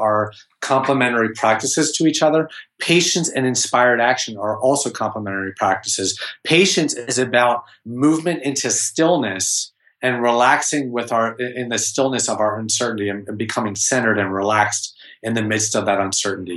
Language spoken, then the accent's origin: English; Philadelphia, Pennsylvania, United States; I'm from Philadelphia